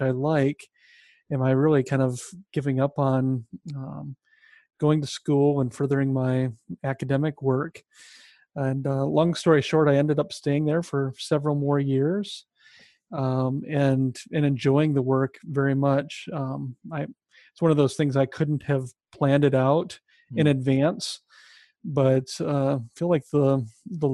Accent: Sioux City, Iowa, United States; moved away as an adult; also born or lived in Minneapolis, Minnesota; I grew up in Iowa, in Sioux City, Iowa, where I met my wife

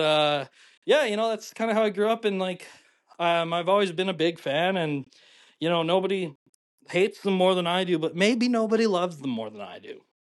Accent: Calgary, Alberta, Canada; I'm originally from Calgary. I was, like, nine years old when the Flames went to the finals

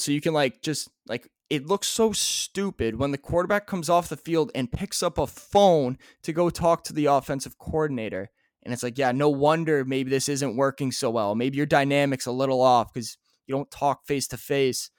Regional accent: Canada; we're Canadian

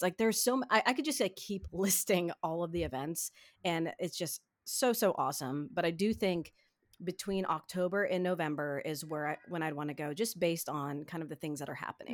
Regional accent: Ohio, United States; growing up in Ohio, I'm very close to Cedar Point

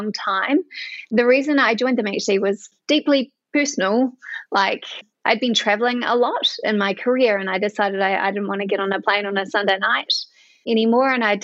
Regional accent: Edgecumbe, Bay of Plenty, New Zealand; accent: Kiwi; I'm a Kiwi. You can probably tell that by my accent. I grew up on a dairy farm in a little town called Edgecombe.

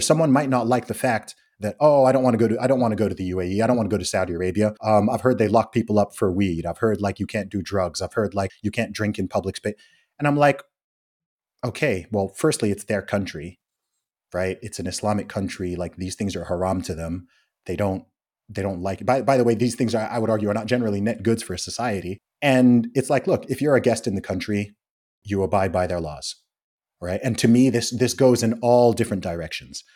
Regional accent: England, United Kingdom; I'm from England

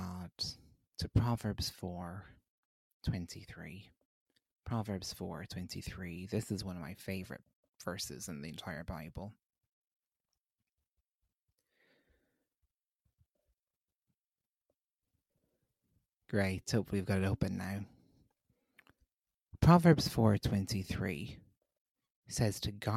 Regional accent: Ireland

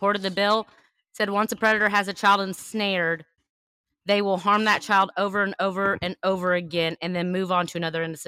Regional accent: Louisiana, United States; In Louisiana, when I grew up in Louisiana, they used to have babysitter's class

